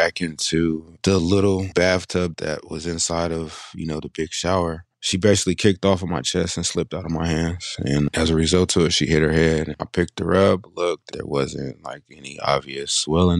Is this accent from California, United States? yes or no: yes; Sacramento, California, United States; also born or lived in Bay Area, California; I grew up in Sacramento, California